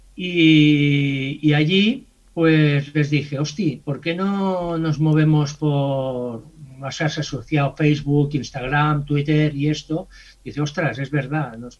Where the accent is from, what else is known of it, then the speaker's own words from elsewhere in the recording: Mataró, Catalonia, Spain; soy de Mataró